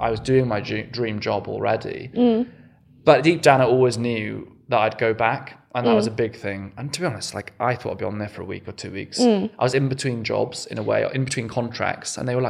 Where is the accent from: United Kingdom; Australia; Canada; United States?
United Kingdom; West Wales; moved away as an adult; also born or lived in Exeter; now in London, United Kingdom; I am Welsh. I was born in West Wales. I went to state schools there, and my family lived in kind of a small cottage